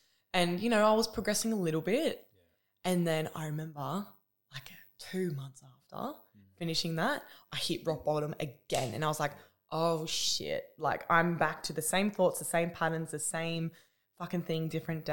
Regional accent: Newcastle, New South Wales, Australia; I'm from New South Wales in Newcastle

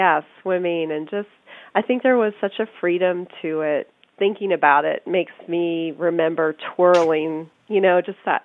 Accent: Florida, United States; I grew up in Florida

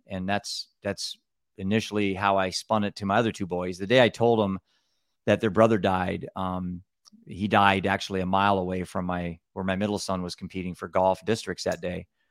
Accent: Cedar Rapids, Iowa, United States; I'm from Cedar Rapids, Iowa, the Midwest

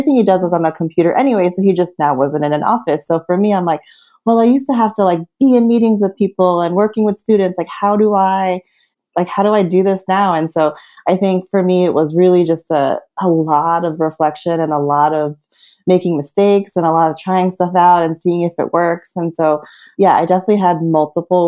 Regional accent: New Jersey, United States; moved away as an adult; also born or lived in New York; I was born and raised in New Jersey, which some people joke is like the sixth borough.

